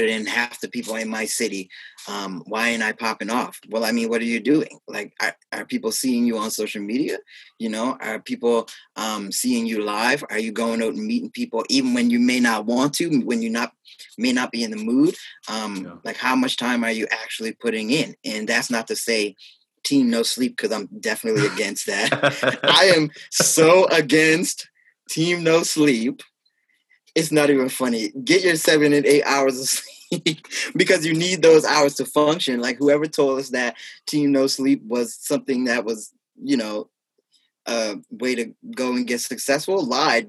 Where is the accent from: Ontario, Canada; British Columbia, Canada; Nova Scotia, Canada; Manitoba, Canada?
Nova Scotia, Canada; North Preston; North Preston, my hometown